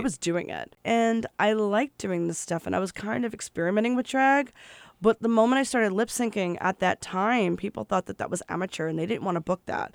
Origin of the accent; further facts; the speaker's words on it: New Jersey, United States; growing up in New Jersey